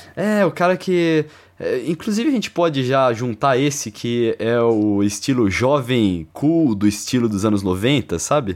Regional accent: Brazil; moved away; eu não sou de São Paulo mesmo, velho. Eu cresci no interior.

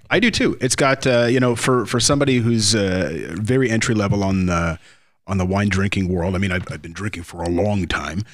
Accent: Ontario, Canada; now in Jamaica; I come from Ontario, Canada

